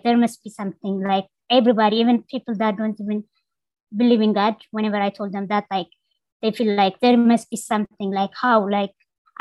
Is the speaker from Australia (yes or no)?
no; Belesa, Amhara, Ethiopia; moved away; I was born in Ethiopia rural area. It's called Belesa in northern part of Ethiopia